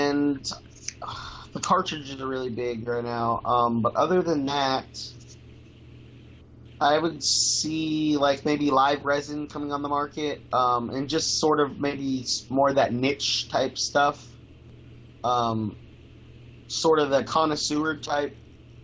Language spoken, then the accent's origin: English; Texas, United States; now in Alaska, United States; I didn't grow up here, actually. I grew up in Texas